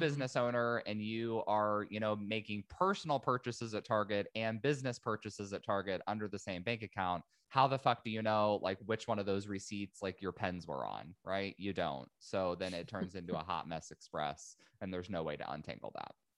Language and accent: English; Indiana, United States; moved away as an adult; also born or lived in San Diego, California; I'm originally from Indiana, uh, moved to San Diego, California